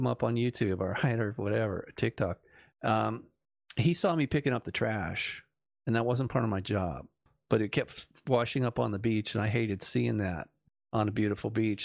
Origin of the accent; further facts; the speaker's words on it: Malibu, California, United States; growing up in Malibu